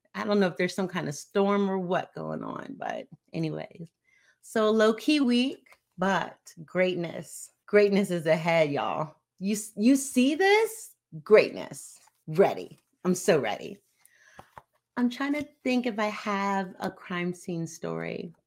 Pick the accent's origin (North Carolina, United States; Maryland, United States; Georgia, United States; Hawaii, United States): Hawaii, United States; I am from Hawaii